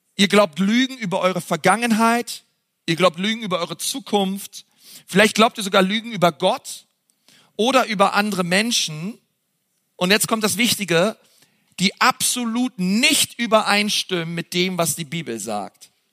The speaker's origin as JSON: {"language": "German", "region": "Berlin", "country": "Germany", "said": "wir sind halt Berliner"}